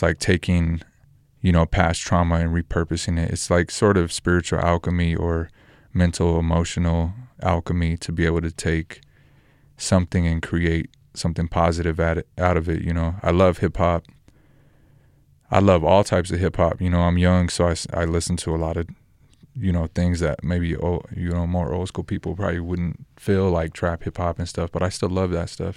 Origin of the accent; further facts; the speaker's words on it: Roswell, New Mexico, United States; also born or lived in Albuquerque, New Mexico; I'm from New Mexico, born in Roswell, lived in Albuquerque the last 10 years.